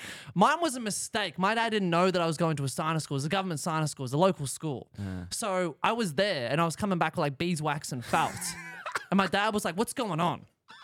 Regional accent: Australia; being an Aussie helped a lot.

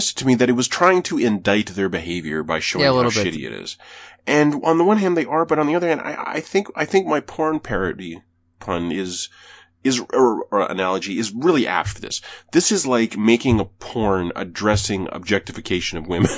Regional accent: Canada; as a Canadian

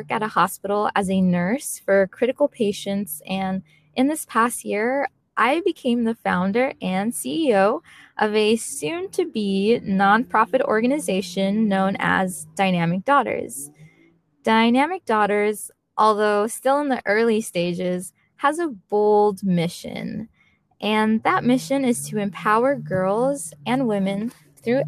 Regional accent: San Diego, California, United States; I was born and raised on the West Coast, specifically in San Diego, California.

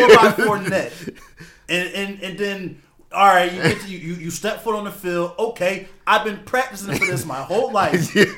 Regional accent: Philadelphia, Pennsylvania, United States; as a Philadelphian

